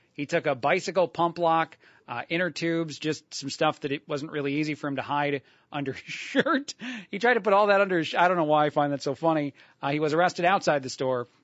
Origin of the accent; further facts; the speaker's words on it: New Jersey, United States; moved away; I, born and raised in, in New Jersey